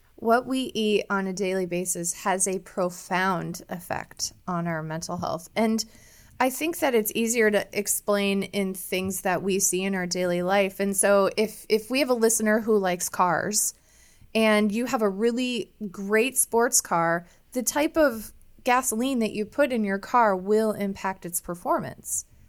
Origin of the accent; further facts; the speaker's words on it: Iowa, United States; moved away as an adult; also born or lived in Chicago, Illinois; growing up in Iowa